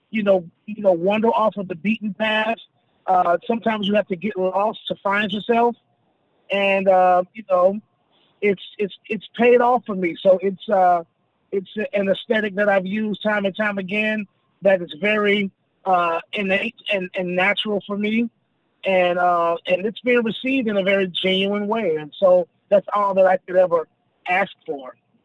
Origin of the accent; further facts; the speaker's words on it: the South, United States; just not too far up the road in Atlanta, Georgia. So, I'm most certainly a country boy at heart, and I'm definitely a Southerner overall and in general.